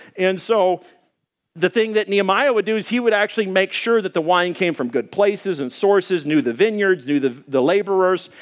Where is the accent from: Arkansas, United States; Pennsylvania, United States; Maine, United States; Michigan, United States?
Arkansas, United States; moved away; I grew up back in Arkansas. We had forty acres of woodland.